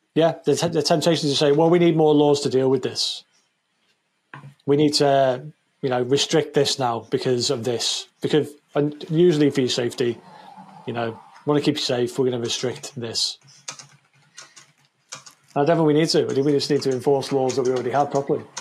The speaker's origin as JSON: {"language": "English", "country": "United Kingdom", "said": "the British people"}